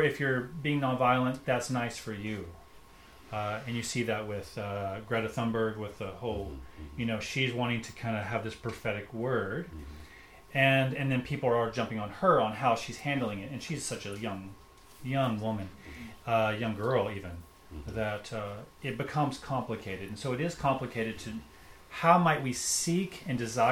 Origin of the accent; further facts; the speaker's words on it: United States; I grew up, I'm an American